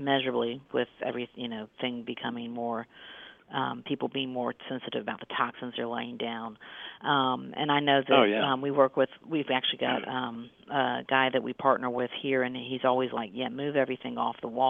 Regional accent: Florida, United States; also born or lived in Alabama; now in Georgia, United States; I'm originally from Florida

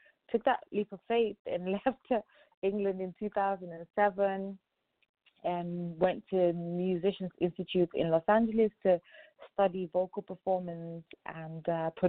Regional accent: Lagos, Nigeria; also born or lived in Ogun State; So I'm from Ogun State. It's but my parents live, and I was born in Lagos.

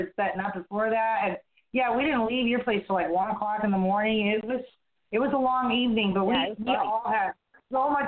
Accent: Midwest, United States; now in Florida, United States; being a kid growing up in the Midwest, and I grew up in the country

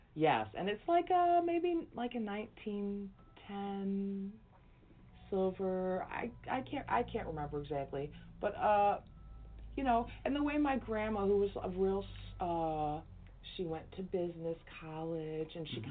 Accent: Chicago, Illinois, United States; I am a lifelong Chicagoan.

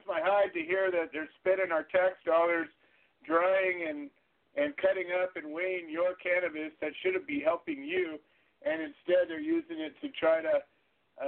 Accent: California, United States; I'm from California

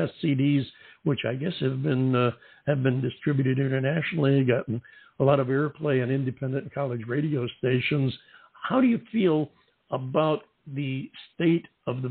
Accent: upstate New York, United States; moved away as an adult; also born or lived in Southern California; I'm from upstate New York myself. And I spent close to 30 years in Southern California

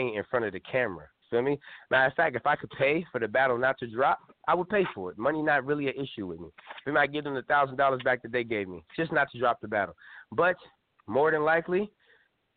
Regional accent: California, United States; I'm from California.

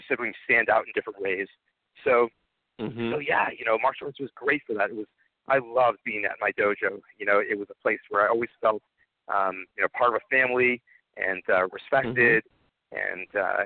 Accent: Chelmsford, Massachusetts, United States; I grew up in Chelmsford, Massachusetts

